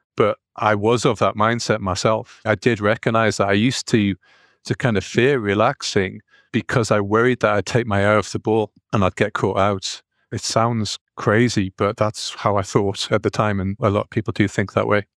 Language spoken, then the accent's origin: English; North East England, United Kingdom; accent: northeastern; I've got a, a northeastern accent, so whenever I go to the States, no one recognizes me being English